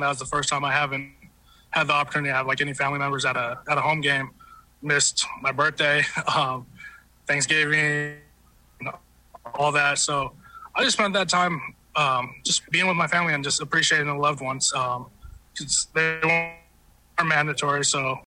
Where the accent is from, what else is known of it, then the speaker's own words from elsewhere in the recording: Utah, United States; now in Detroit, United States; I was born in Utah.